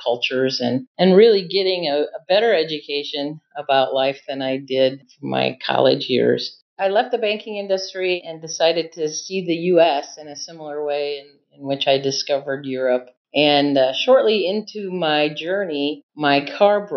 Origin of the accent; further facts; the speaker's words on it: Iowa City, Iowa, United States; I'm from Iowa City